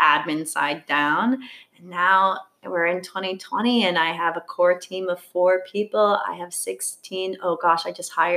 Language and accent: English; Bethesda, Maryland, United States; moved away as an adult; also born or lived in Washington, D.C.; now in New York City, United States; I was born in Washington, D.C. Mm-hmm. I grew up in Bethesda, Maryland